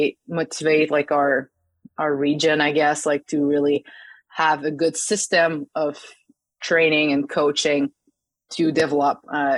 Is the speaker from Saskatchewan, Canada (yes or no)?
no; Saguenay, Quebec, Canada; the club opened in my hometown in La Baie Saguenay in Quebec.